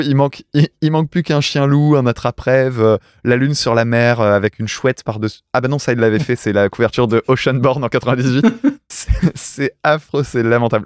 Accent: France; en tant que français, tu vois, provincial

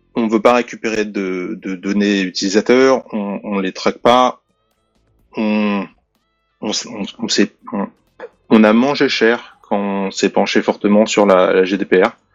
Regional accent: France; now in England, United Kingdom; je suis français, ça ok, mais je vis en Angleterre

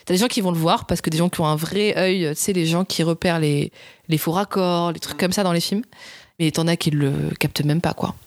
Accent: south of France, France; now in Paris, France; je viens du sud de la France

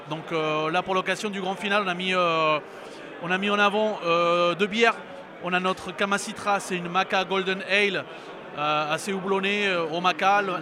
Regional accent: Peru; moved away as an adult; now in France; on vient du Pérou, donc c'est un pays bière par excellence.

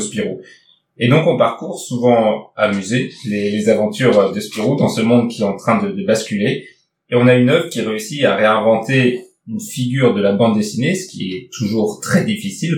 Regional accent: Nord, Hauts-de-France, France; je viens du Nord

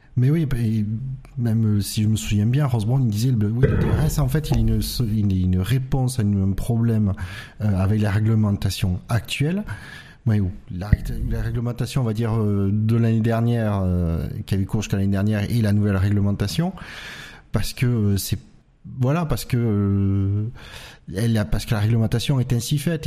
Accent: France; en tant que Français européen

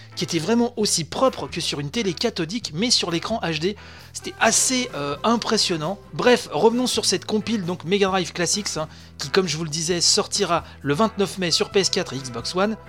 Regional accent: France; chez nous, en France

